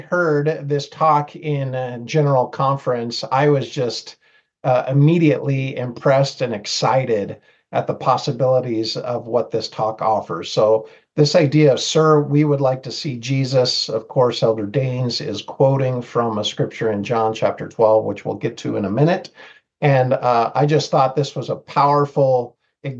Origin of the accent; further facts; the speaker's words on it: Seattle, Washington, United States; moved away as an adult; also born or lived in Mexico; now in Rexburg, United States; I was born and raised in the Seattle, Washington area